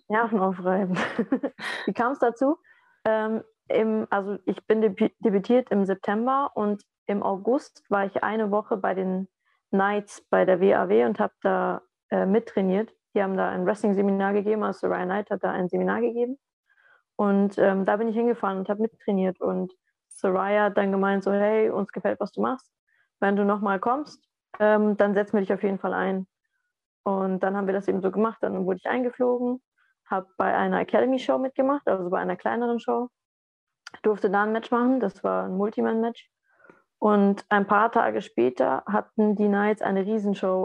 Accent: Southern Germany, Germany; bei uns im Süden

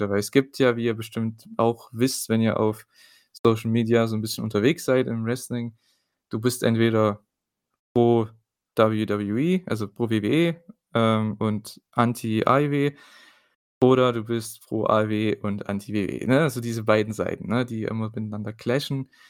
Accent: East Germany, Germany; muss ja mal ein bisschen äh, Wortgewandtheit hier reinbringen, vor allem von mir als Ostdeutscher.

